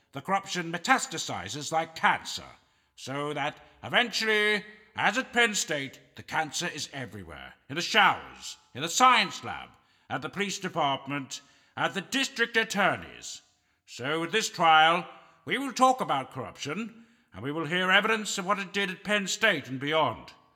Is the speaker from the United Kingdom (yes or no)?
no; Canada; I'm a Canadian